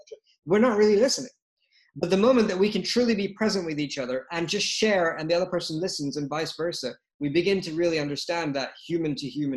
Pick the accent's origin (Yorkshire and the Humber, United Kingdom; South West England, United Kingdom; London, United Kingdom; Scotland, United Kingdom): London, United Kingdom; moved away; also born or lived in Lagos, Nigeria; I was born in London, spent some of my time in Lagos, Nigeria